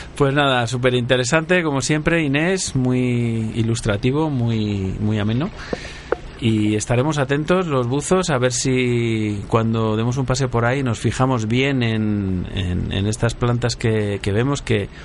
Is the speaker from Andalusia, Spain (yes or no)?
no; Castilla-La Mancha, Spain; yo también soy manchego